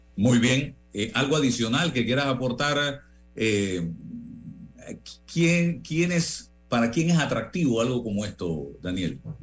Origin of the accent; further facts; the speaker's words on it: Panama; como periodista y como panameño